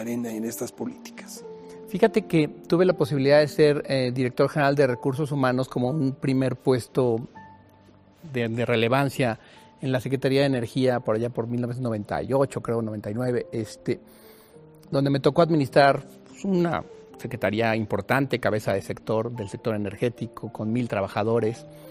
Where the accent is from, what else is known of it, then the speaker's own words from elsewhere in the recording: Mexico City, Mexico; yo nací aquí en la Ciudad de México, tengo 55 años, de madre chapaneca y de padre tabasqueño, pero afincados aquí en la Ciudad de México